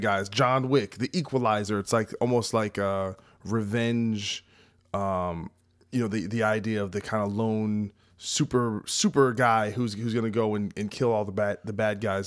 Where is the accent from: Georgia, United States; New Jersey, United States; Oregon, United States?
New Jersey, United States; New Jersey